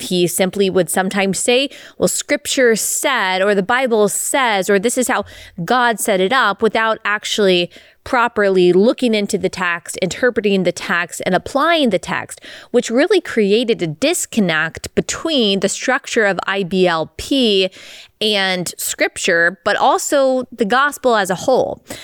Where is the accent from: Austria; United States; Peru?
United States; Dallas, Texas; growing up in Dallas, Texas